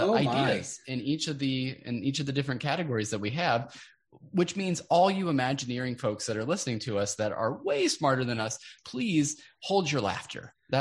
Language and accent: English; Midwest, United States; we are from the Midwest